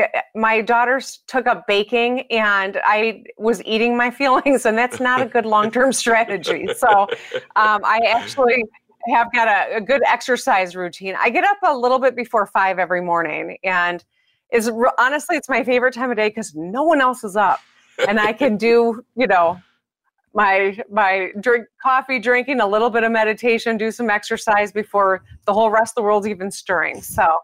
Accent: Michigan, United States; That's true. Yes, I am a Michigander almost every minute of my life.

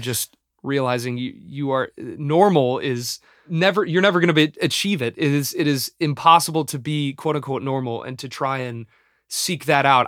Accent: Los Angeles, California, United States; my hometown

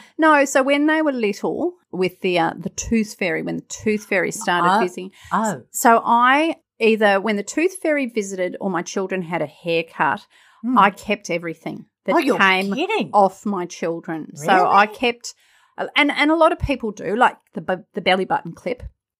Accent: Alabama, United States; Because I grew up in Alabama.

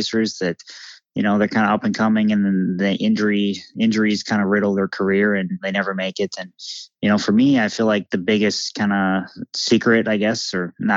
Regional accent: Millville, Minnesota, United States; Millville, my hometown

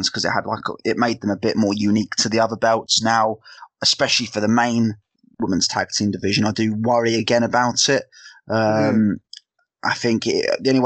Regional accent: South of England, United Kingdom; accent: Southern English; me being my English, the Southern English snob

